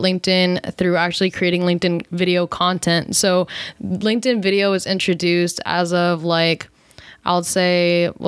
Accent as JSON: {"language": "English", "region": "East Coast", "country": "United States", "moved": "yes", "lives_now": "California, United States", "said": "we're both from the East Coast living in California"}